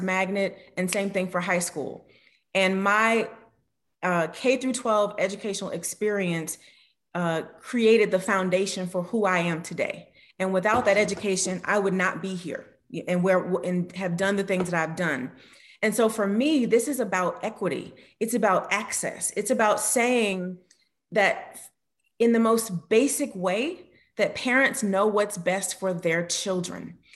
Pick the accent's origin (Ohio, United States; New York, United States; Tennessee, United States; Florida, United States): Florida, United States; Miami; growing up in Miami